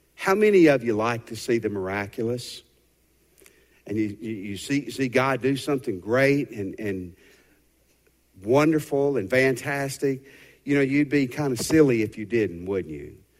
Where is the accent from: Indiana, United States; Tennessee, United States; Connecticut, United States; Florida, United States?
Tennessee, United States; the house I grew up in Tennessee.